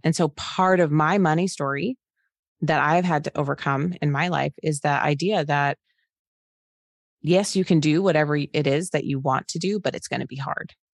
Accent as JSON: {"language": "English", "town": "Phoenix", "region": "Arizona", "country": "United States", "moved": "as an adult", "lives_now": "Cincinnati, United States", "said": "I'm from Phoenix, Arizona. I live in Cincinnati, Ohio right now"}